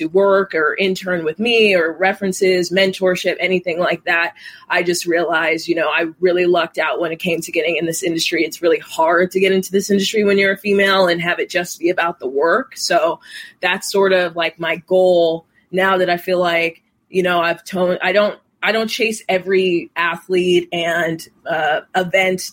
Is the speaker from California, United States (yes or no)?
no; Las Vegas, Nevada, United States; I'm born and raised in Las Vegas